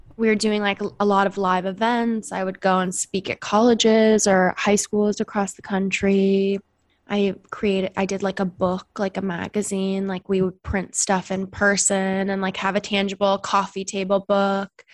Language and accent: English; Seattle, Washington, United States; moved away; I'm from Seattle, Washington originally